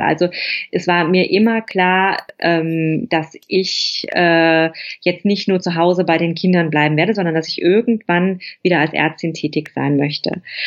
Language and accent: German; Germany; moved away as an adult; also born or lived in Rome / Tuscany; now in Italy; ich habe in der Stadt, in der ich, ähm, meine Praxis hatte, bin ich geboren. Ich bin in dem Krankenhaus geboren, in dem ich meine Facharztausbildung gemacht habe. Ich habe dort Abitur gemacht